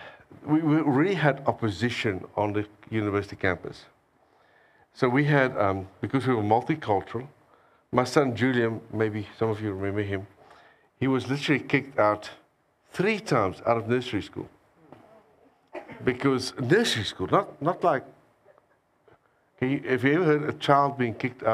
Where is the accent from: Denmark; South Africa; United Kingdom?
South Africa; I came all the way from South Africa